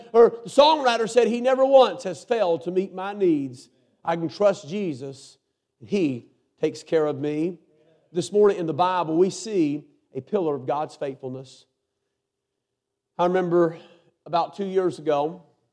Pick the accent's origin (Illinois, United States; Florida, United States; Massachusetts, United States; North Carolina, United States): North Carolina, United States; I'm a preacher from North Carolina